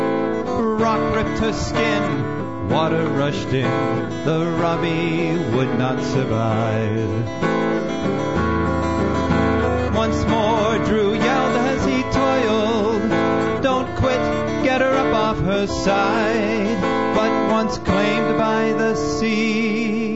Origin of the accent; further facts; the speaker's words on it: southwestern Ontario, Canada; my hometown, which is a dusty little town in the middle of nowhere in southwestern Ontario.